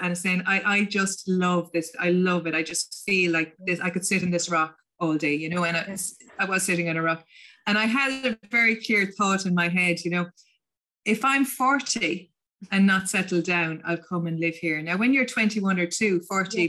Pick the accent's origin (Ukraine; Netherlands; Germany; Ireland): Ireland; County Limerick, Munster; first language English; moved away as an adult; also born or lived in San Francisco, United States / England; now in County Clare, Ireland; I grew I grew up in County Limerick